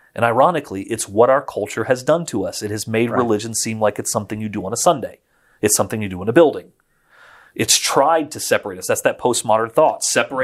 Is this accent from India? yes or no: no; Florence, Tuscany, Italy; I grew up in Florence, Italy, spent most of my life overseas. And so I grew up in a very Catholic world, but member of the Churches of Christ.